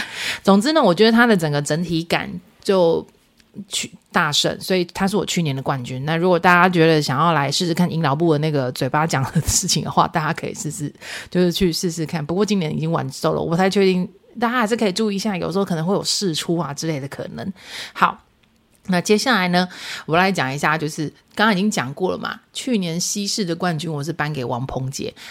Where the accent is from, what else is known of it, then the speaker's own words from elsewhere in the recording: central and southern Taiwan, Taiwan; 就是中南部人的那种，不好意思啊，我们中南部人骄傲就是给你假包霸啦哈